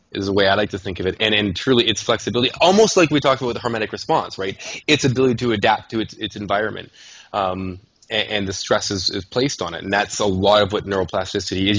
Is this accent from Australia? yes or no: no; Canada; I'm a Canadian